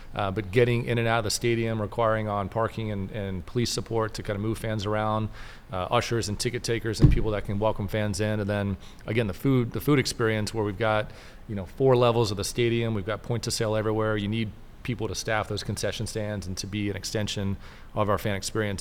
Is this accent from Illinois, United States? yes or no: no; Mobile, Alabama, United States; now in Tempe, United States; I grew up in Mobile, Alabama